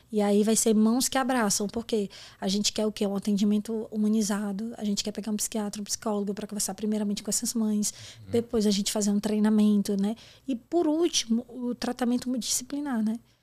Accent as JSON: {"language": "Portuguese", "region": "Ceará", "country": "Brazil", "moved": "yes", "said": "eu sou cearense, você sabe que cearense não tem papo na língua"}